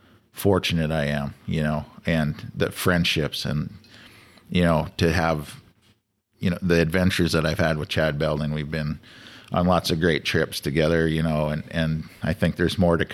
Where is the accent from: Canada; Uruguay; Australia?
Canada; Saskatchewan; a farm boy growing up in Saskatchewan